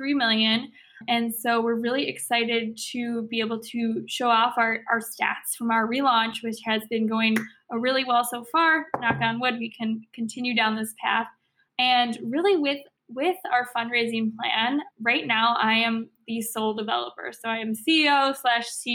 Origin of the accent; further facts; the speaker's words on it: Chicago, Illinois, United States; I'm from Chicago. I love this city.